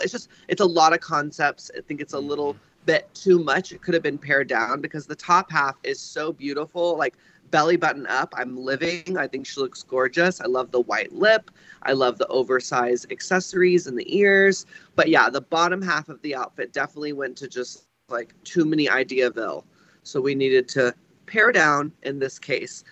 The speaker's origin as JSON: {"language": "English", "region": "Texas", "country": "United States", "tie": "born or raised there", "said": "I grew up in Texas"}